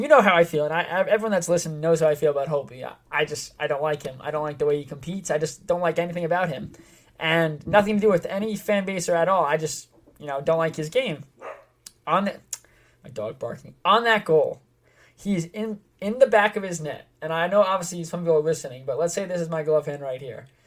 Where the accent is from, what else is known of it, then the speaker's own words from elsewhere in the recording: East Northport, New York, United States; I grew up in East Northport.